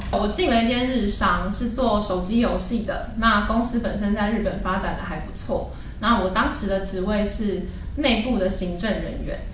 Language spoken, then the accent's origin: Chinese; Taiwan; also born or lived in Japan; 我后来就从日本搬回台湾